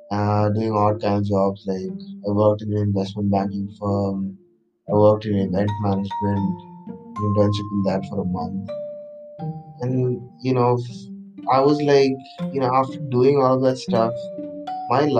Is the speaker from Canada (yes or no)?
no; Kochi, Kerala, India; moved away as an adult; also born or lived in Chennai / Bangalore; Specifically in India, I'm from Kerala, specifically from Kerala. I am I am from Kochi, and I grew up my entire life in Kochi, and I st- I did my entire schooling in Kochi, uh, and then for college I went to Chennai.